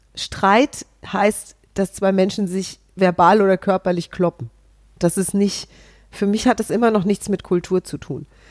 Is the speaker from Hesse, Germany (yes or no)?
yes; Hesse, Germany; als Hessin